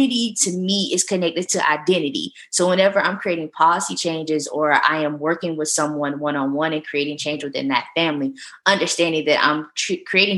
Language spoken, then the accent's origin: English; the South, United States; I'm from the South